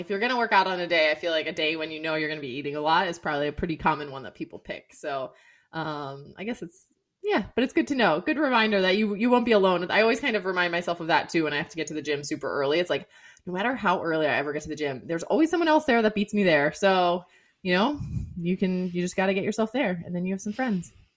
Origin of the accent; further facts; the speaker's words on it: Severna Park, Maryland, United States; moved away; I grew up in Severna Park, Maryland